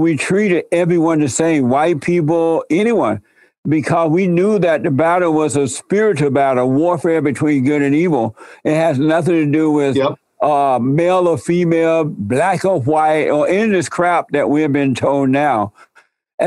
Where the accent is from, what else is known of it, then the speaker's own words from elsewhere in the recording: Alabama, United States; I grew up in Alabama under the Jim Crow laws